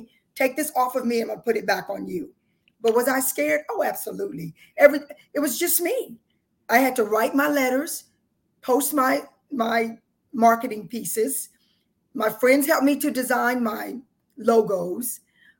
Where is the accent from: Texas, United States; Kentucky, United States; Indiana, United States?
Texas, United States; South; moved away as an adult; now in Atlanta, United States; I lived in South Texas